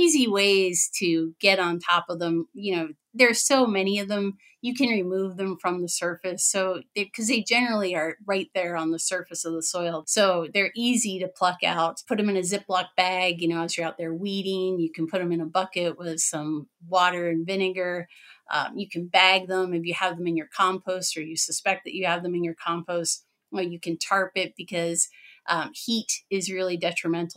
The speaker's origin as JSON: {"language": "English", "region": "Pennsylvania", "country": "United States", "moved": "yes", "lives_now": "Wisconsin, United States", "said": "I'm in Wisconsin. I'm originally from Pennsylvania"}